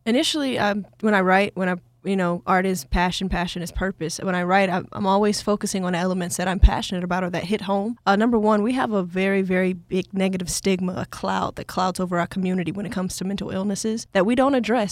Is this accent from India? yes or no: no; Atlanta, Georgia, United States; growing up in Atlanta